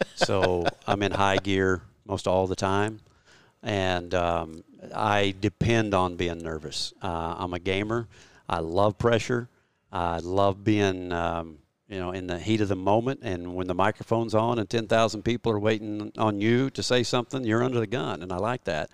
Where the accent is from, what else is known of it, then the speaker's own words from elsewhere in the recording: Oklahoma, United States; I'm a flatlander from Oklahoma